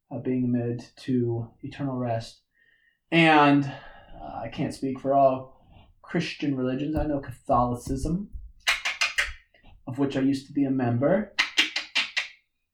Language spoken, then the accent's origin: English; Kansas, United States; accent: twang; sometimes I have a little bit of a twang, and it's because I'm from Kansas